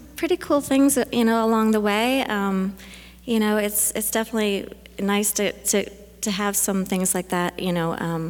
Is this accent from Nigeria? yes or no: no; just outside of Toronto, Ontario, Canada; moved away; also born or lived in Texas; Well, I'm from Canada originally, just outside of Toronto.